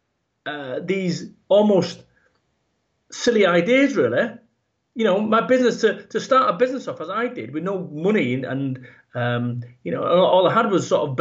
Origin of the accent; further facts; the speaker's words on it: Salford, North West England, United Kingdom; I was born over in Manchester in the UK, and I was brought up in a working class environment